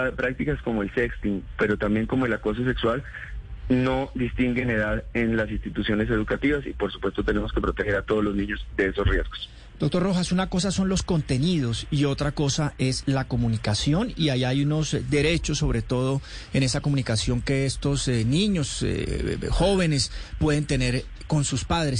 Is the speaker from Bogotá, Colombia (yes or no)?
no; Boyacá, Colombia; yo soy de provincia, soy del departamento de Boyacá